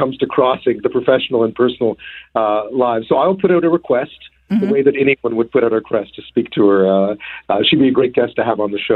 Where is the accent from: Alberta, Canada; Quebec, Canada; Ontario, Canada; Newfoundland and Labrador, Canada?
Quebec, Canada; Montreal; also born or lived in Edmonton; Born and raised in Montreal, but lived in Edmonton as a child for a while.